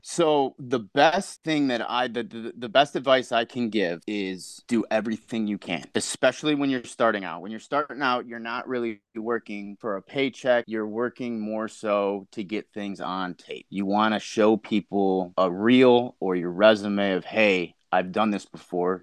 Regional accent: Chicago, Illinois, United States; I'm from Chicago, Illinois.

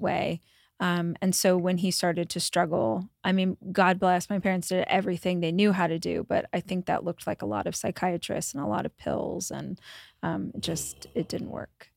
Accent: Bakersfield, California, United States; I grew up in Bakersfield, so Central Valley of California

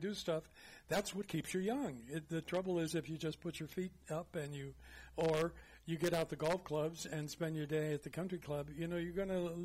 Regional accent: Los Angeles, California, United States; When I was a kid, we lived on Crenshaw Boulevard right off of Wilshire

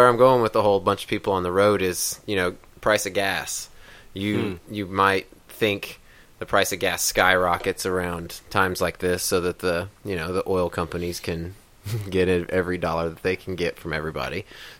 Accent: Kansas, United States; moved away; I grew up in Kansas

